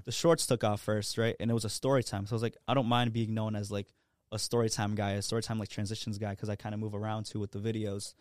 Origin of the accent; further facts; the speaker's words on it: Providence, Rhode Island, United States; born and raised in Providence, you know, I haven't left.